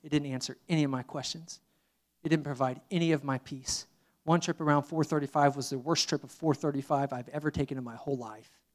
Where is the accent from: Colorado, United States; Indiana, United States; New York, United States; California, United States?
Indiana, United States; moved away; I'm from Indiana